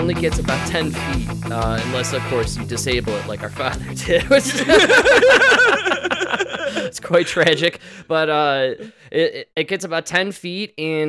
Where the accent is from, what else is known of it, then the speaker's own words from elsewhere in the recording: United States; Because we're American.